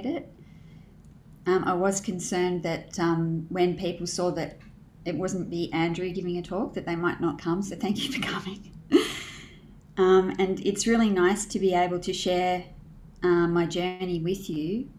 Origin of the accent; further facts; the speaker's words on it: Canberra, Australian Capital Territory, Australia; In my early life, I grew up in Canberra